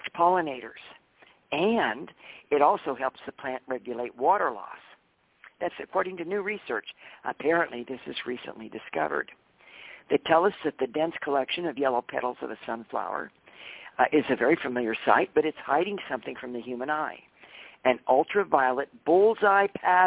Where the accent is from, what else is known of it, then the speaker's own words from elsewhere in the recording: Mount Shasta, California, United States; moved away; I grew up in Mount Shasta